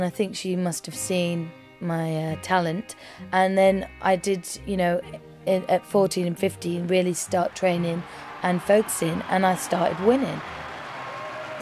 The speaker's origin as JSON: {"language": "English", "town": "Halifax", "region": "Yorkshire and the Humber", "country": "United Kingdom", "moved": "yes", "lives_now": "Kent, United Kingdom", "said": "Originally, I'm from Halifax, and I now live in Kent."}